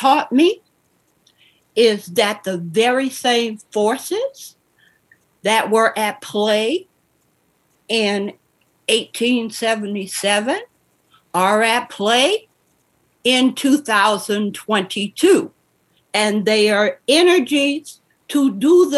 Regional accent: New Orleans, Louisiana, United States; moved away; in Louisiana, in New Orleans, the first 10 years of my life in segregation were the most formative and solid years of my life

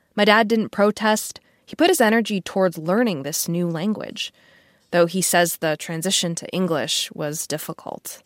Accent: Connecticut, United States; a mixed race kid in suburban Connecticut

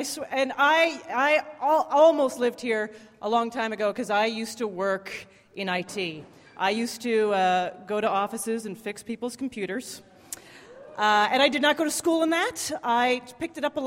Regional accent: Canada; moved away; I'm from Canada.

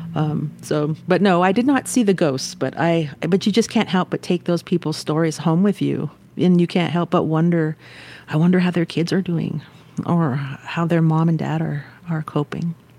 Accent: Tohatchi, New Mexico, United States; right outside of my community of Tohachi

